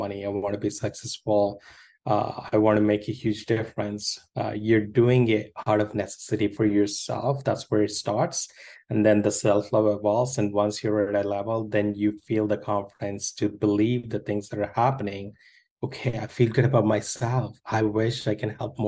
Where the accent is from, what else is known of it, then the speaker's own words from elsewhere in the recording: India; moved away; I grew up in India